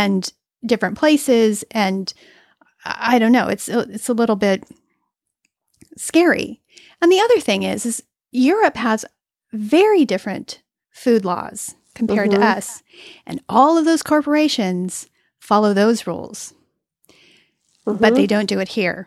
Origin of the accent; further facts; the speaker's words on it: California, United States; I'm from California